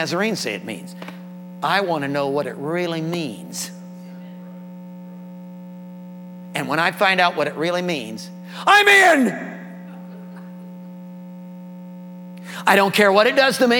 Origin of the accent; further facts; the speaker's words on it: Indiana, United States; I'm an Indiana boy, born and raised in Indiana, farm country